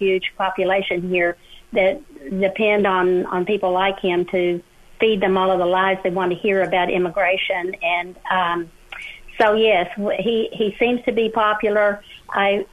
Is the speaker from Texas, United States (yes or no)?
yes; Texas, United States; I am a Texan by birth.